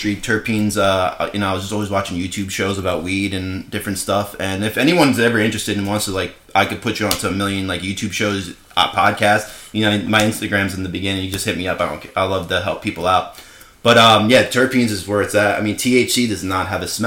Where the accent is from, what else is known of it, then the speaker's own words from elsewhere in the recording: New York, United States; now in Nevada, United States; I grew up in New York